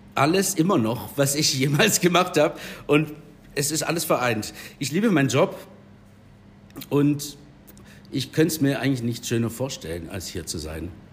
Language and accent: German; Herrenberg, Baden-Württemberg, Germany; Ich bin tatsächlich gebürtiger Herrenberger. Ich war in der Erhardstraße im Kindi, Pfalzgraf Rudolf Grundschule